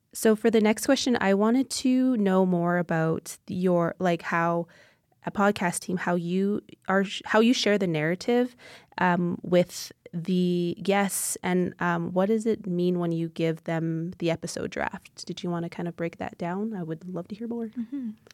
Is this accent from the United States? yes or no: no; Siksika Nation, Alberta, Canada; I am from the Siksika Nation, which is a part of the Blackfoot Confederacy. Um, I reside on my own traditional territories.